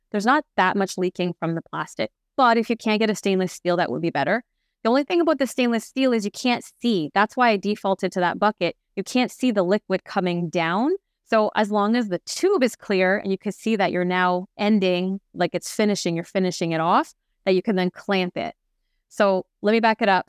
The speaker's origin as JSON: {"language": "English", "country": "Canada", "said": "I'm French Canadian"}